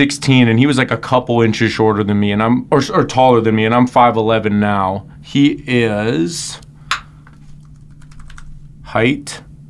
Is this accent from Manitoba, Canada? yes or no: yes; Winnipeg, Manitoba, Canada; A-Rod's actually going to be going to my hometown in Winnipeg